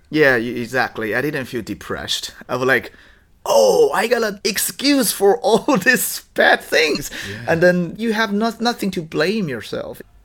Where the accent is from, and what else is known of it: Dongbei, Liaoning, China; born or raised there; English is a second language; moved away